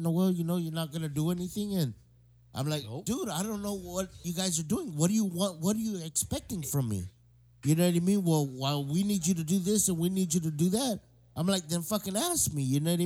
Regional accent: Inarajan, Guam; I'm actually from Inaran, and I went to school in Inaran High.

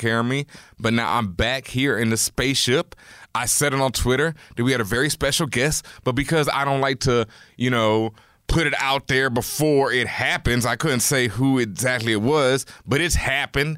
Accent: Houston, Texas, United States; moved away; I am from Houston.

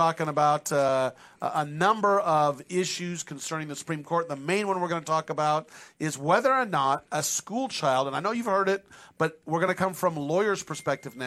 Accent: Penryn, California, United States; I grew up in Penryn

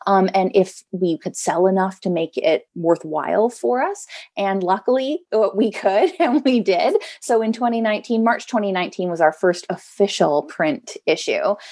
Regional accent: West Coast, United States; now in East Coast, United States; I grew up on the West Coast.

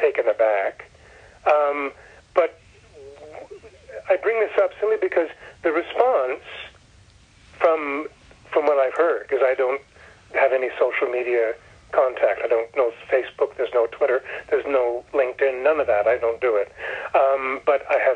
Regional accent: Canada; moved away as an adult; now in Los Angeles, United States; I'm Canadian. I was not raised here. I only got here when I was 37, when I moved to L.A. to work on Dynasty

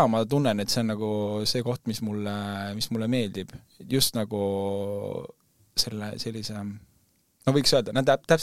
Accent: Estonia; nagu me mõtleme küll, et me oleme eestlased

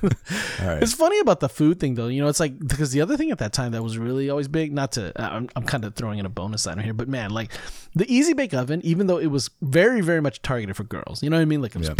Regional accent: California, United States; at least in the area that I grew up with in California

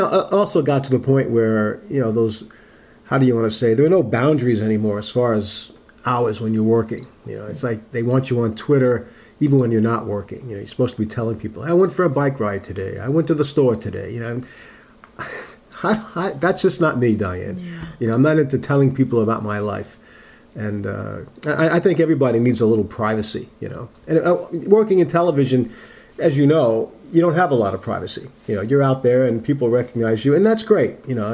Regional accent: Uniondale, New York, United States; Growing up on Long Island in the late 50s and early 60s was a great place. Actually, where I grew up in Nassau County in Uniondale, it was a lot like, say, South Portland.

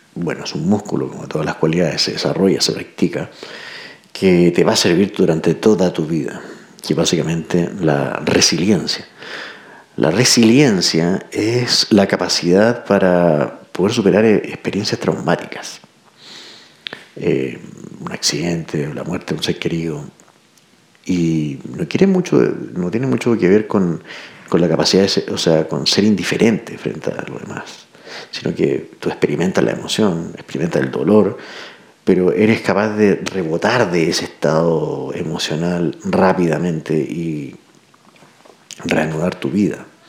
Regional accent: Santiago, Santiago Metropolitan Region, Chile; Soy de Santiago

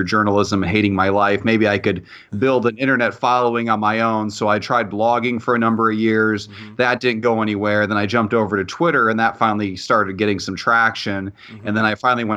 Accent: Illinois, United States; moved away as an adult; also born or lived in Iowa / Indiana; now in Indianapolis, United States; I was born in Iowa, spent most of my childhood in Illinois, and then for college, I came over to Indiana.

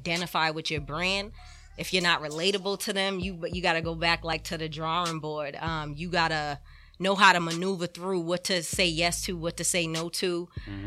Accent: Boston, Massachusetts, United States; I'm from Boston, Mass, by way of everywhere else as well

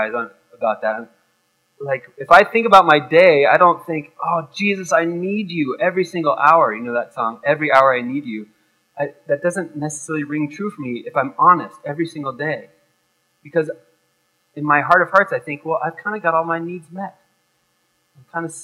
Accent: United States; growing up in America

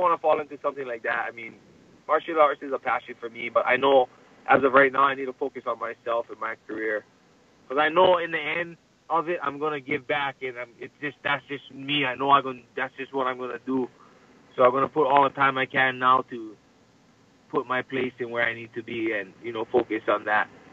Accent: Hawaii, United States; I represent Hawaiian culture. You know, I love I love being Hawaiian

